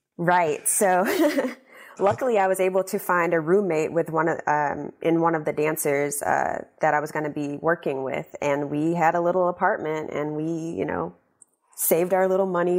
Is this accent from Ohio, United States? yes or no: no; Shreveport, Louisiana, United States; moved away as an adult; also born or lived in New York; now in Washington, United States; my hometown of Shreveport